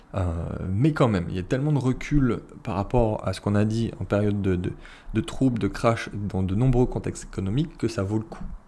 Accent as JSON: {"language": "French", "country": "France", "said": "nous on est français, on est européen"}